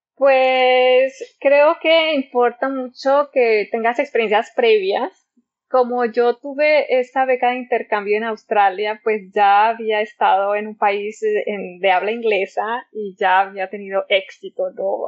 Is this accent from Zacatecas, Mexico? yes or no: yes; Zacatecas, Mexico; moved away as an adult; also born or lived in Liverpool; now in Ecuador; yo soy de Zacatecas, lo cual es en la alta montaña en el centro de México